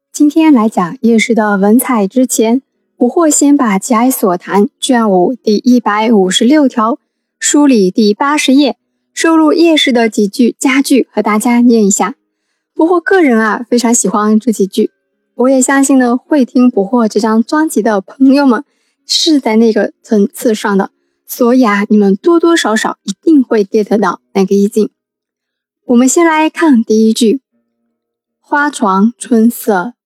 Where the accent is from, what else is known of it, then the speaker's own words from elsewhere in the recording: Wenzhou, Zhejiang, China; 那叶氏是我们温州人嘛